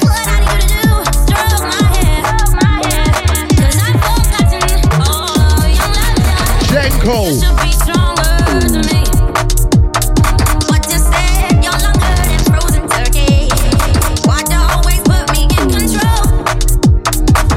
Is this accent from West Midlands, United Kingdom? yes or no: yes; Birmingham, West Midlands, United Kingdom; I'm from Birmingham City, the city of God.